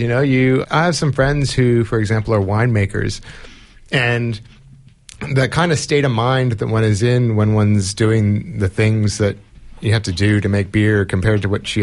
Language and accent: English; California, United States; moved away; I grew up in California where the drinking age is 21